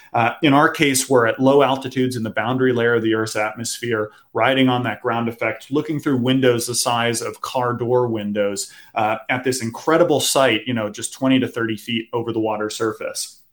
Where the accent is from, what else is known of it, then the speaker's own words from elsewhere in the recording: Boston, Massachusetts, United States; I grew up in the Boston area